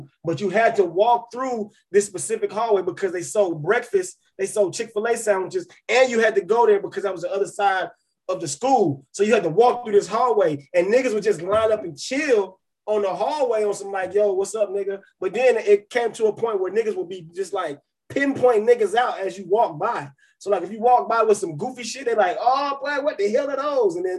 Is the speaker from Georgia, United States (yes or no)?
yes; Cobb County, Georgia, United States; I'm from Cobb County